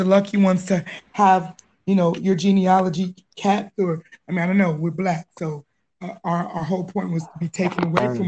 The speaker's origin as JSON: {"language": "English", "town": "Pasadena", "region": "California", "country": "United States", "tie": "born or raised there", "moved": "as an adult", "lives_now": "Middle East", "said": "I'm from LA. I'm from Pasadena, California."}